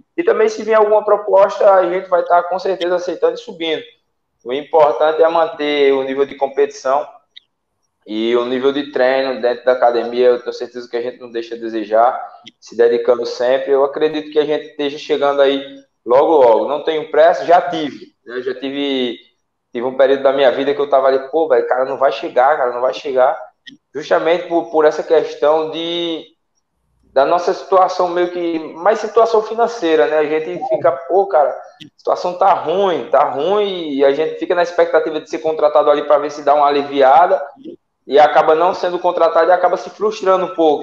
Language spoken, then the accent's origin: Portuguese; Salgueiro, Pernambuco, Brazil; moved away as an adult; now in Natal, Brazil; eu sou do interior de Pernambuco, cidade de Salgueiro